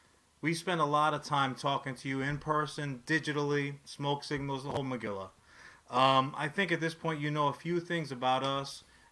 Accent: New York City, New York, United States; moved away as an adult; also born or lived in Long Island / Upper West Side, Manhattan; now in New Jersey, United States; I spent a lot of time out on Long Island. I grew up in Queens, but I lived on the Upper West Side for a bit.

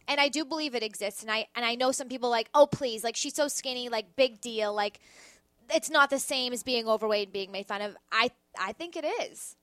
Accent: Boston, Massachusetts, United States; now in New York, United States; Bostonian, I will not be a traitor to my hometown.

